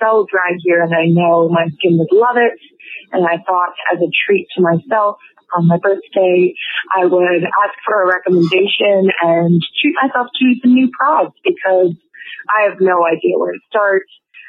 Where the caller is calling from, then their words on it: Edmonton, Alberta, Canada; I'm calling from Edmonton, Alberta, Canada, where the climate is not the best. It's very dry. It's very cold here.